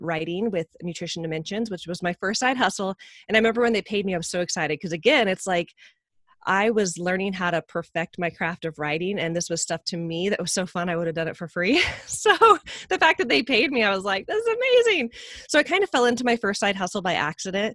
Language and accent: English; Medford, Oregon, United States; we were both from Medford, Oregon